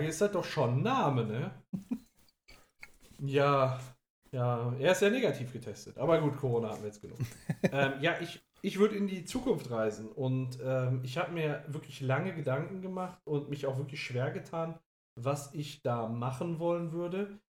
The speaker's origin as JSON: {"language": "German", "town": "Gelsenkirchen", "region": "North Rhine-Westphalia", "country": "Germany", "tie": "born or raised there", "lives_now": "Oberhausen, Germany", "said": "meine Heimat anschaue. Gelsenkirchen-Bur beispielsweise, damit, äh, da fühle ich mich richtig heimisch oder inzwischen hier auch in Oberhausen"}